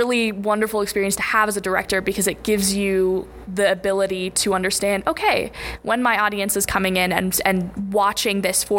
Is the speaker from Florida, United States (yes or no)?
no; Denver, Colorado, United States; moved away; I'm from Denver, Colorado